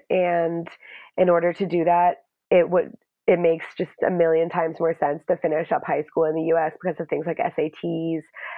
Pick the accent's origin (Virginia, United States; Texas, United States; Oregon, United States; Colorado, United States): Texas, United States; Dallas; also born or lived in Vermont / California / North Carolina; So I'm half English, half American, and I was born in Dallas, Texas, and grew up in Texas, Vermont, California, and North Carolina.